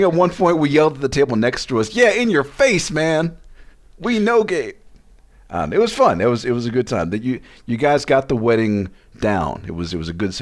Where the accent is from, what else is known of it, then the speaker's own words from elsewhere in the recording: Las Vegas, Nevada, United States; I'm from Vegas